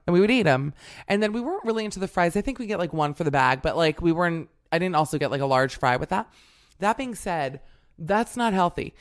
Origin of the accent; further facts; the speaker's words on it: Miami, Florida, United States; I'm from Miami, but I came from a Burger King family